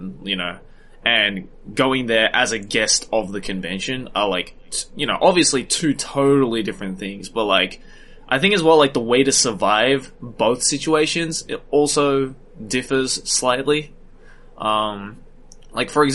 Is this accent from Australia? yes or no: yes; Sydney, New South Wales, Australia; growing up in Sydney